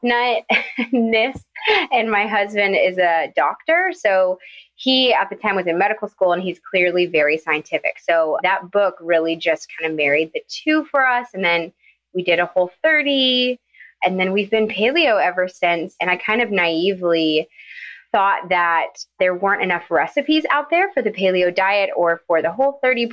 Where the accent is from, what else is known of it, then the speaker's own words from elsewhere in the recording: Nashville, Tennessee, United States; moved away as an adult; also born or lived in Savannah, Georgia; now in Atlanta, United States; I'm from Nashville, and I went to UGA, fell in love, and have never left